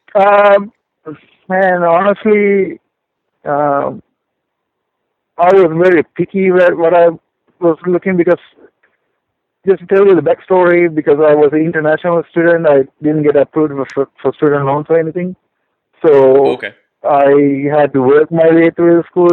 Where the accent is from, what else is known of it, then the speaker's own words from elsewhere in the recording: Sri Lanka; also born or lived in Denver, Colorado / Houston, Texas; now in California, United States; I am originally from Sri Lanka, uh, which is a tiny island uh, in Indian Ocean